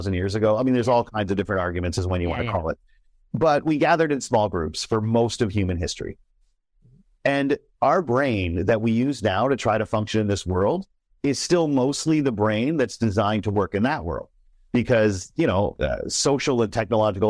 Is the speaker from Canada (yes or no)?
yes; Canada; me as a Canadian